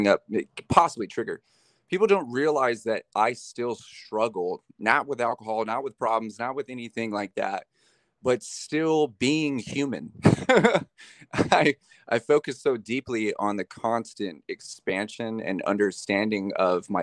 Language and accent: English; Bakersfield, California, United States; I was born in Bakersfield. I'm a California cat. Born in Bakersfield